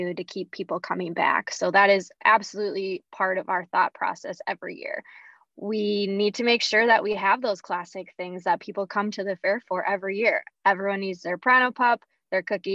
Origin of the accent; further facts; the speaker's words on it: St. Cloud, Minnesota, United States; I am a Minnesota native. I grew up in St. Cloud, Minnesota, Apollo grad, and we grew up coming to the fair